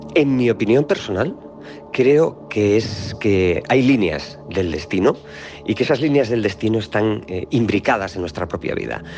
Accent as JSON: {"language": "Spanish", "region": "Galicia", "country": "Spain", "said": "soy gallego"}